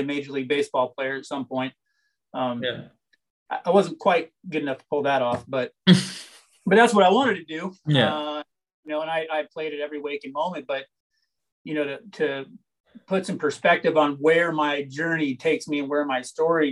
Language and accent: English; Tucson, Arizona, United States; So growing up, I grew up here in Tucson, Arizona, which is where I'm at right now, my house